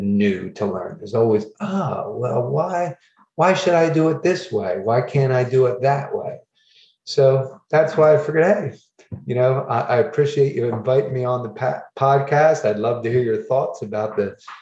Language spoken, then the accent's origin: English; New Jersey, United States; I'm from New Jersey